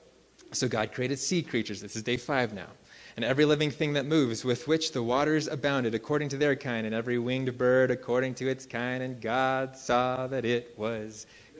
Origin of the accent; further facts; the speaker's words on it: Central Valley of California, United States; now in Colorado, United States; I grew up in the Central Valley of California